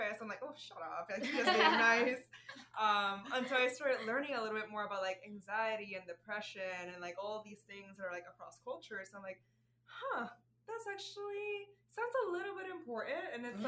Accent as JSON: {"language": "English", "country": "Puerto Rico", "tie": "born or raised there", "also_born_or_lived": "Arizona / Florida", "accent": "Puerto Rican", "second_language": "English", "moved": "as an adult", "lives_now": "Chicago, United States", "said": "I was born and raised in Puerto Rico"}